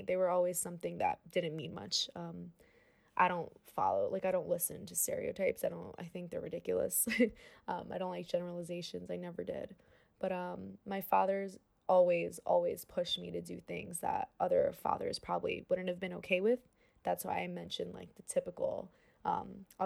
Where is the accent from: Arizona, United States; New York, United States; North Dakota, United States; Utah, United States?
New York, United States; New York City; born or raised there